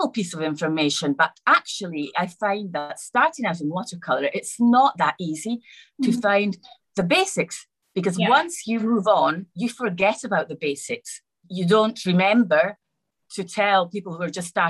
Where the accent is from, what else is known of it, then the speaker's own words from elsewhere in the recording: Rome, Lazio, Italy; also born or lived in Scotland; I was born in Scotland, but I was mostly raised in Rome, in Italy